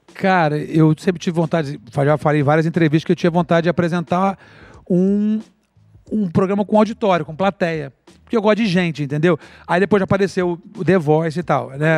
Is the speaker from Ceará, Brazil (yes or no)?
no; Niterói, Rio de Janeiro, Brazil; eu vinha de Niterói